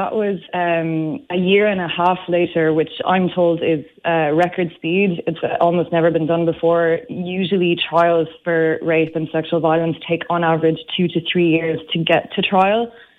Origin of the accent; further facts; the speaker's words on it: France; But it's interesting you say in this country, because, and you would never tell from my accent, I'm actually French. And in my country, it's just as bad.